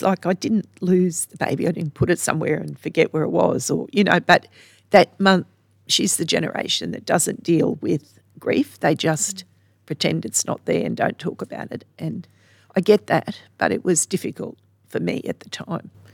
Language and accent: English; Sydney, New South Wales, Australia; now in Charters Towers, Australia; I grew up in Sydney